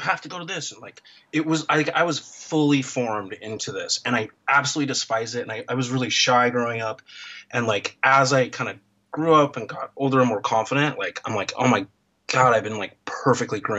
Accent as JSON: {"language": "English", "town": "Portland", "region": "Oregon", "country": "United States", "tie": "born or raised there", "also_born_or_lived": "Akron, Ohio", "moved": "as an adult", "lives_now": "Seattle, United States", "said": "I was born in Akron, Ohio in 1976. My parents moved to Portland pretty much immediately"}